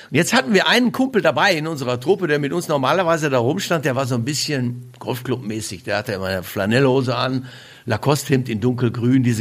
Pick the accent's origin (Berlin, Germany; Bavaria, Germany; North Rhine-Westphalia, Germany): North Rhine-Westphalia, Germany; Bochum; moved away; Aus Bochum.